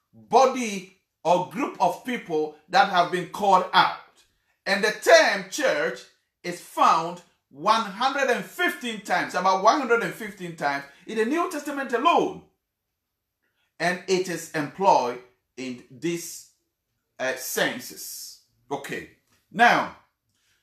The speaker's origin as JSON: {"language": "English", "country": "Ghana", "said": "I come from Ghana"}